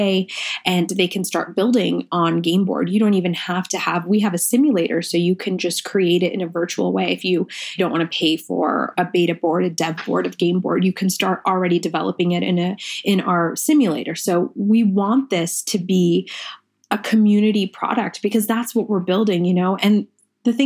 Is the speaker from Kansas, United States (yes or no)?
yes; Manhattan, Kansas, United States; English is a second language; moved away as an adult; also born or lived in India / New York; now in Colorado, United States; I immigrated to this country when I was 6. We moved to Manhattan, Kansas, because my dad got a scholarship to study at KSU